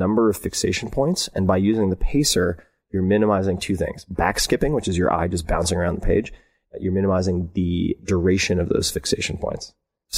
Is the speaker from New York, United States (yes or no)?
yes; Long Island, New York, United States; I was raised on Long Island